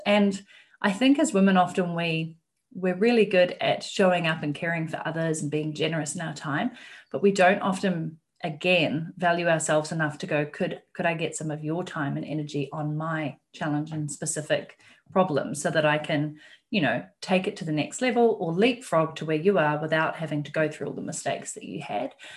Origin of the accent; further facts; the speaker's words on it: New Zealand; moved away as an adult; I am from New Zealand myself